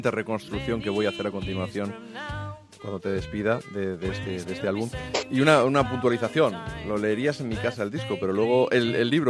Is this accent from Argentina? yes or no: yes; Argentina; now in Spain